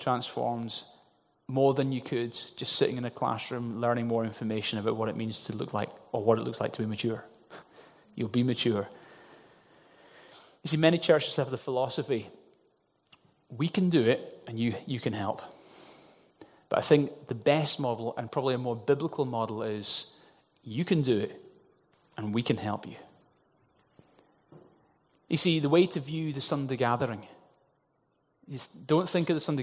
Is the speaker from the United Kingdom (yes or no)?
yes; Glasgow, Scotland, United Kingdom; the little traditional church that I grew up in Glasgow